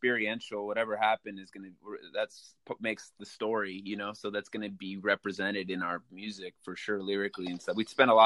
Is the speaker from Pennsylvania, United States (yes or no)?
no; Malibu, California, United States; I'm born and raised in Malibu